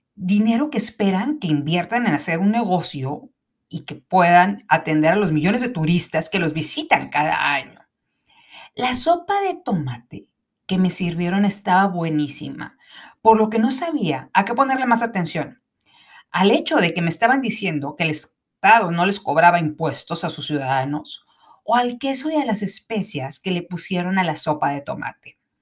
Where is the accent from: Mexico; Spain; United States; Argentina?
Mexico